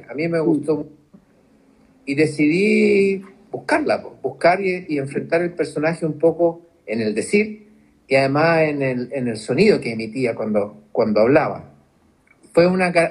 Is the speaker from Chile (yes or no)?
yes; Chile; es parte de la, idiosincrasia de, nosotros como, chilenos.